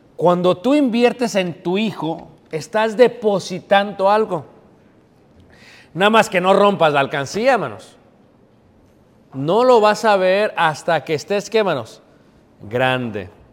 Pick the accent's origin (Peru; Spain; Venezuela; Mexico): Mexico; moved away; me vine de México